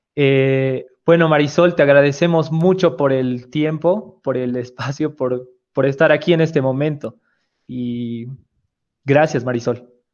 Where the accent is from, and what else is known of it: Bolivia